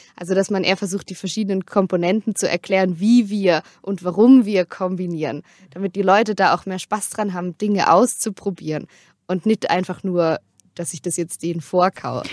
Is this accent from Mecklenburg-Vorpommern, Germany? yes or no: no; Durbach, Baden-Württemberg, Germany; moved away as an adult; now in Freiburg, Germany; bei uns im Dorf, wo ich aufgewachsen bin in Durbach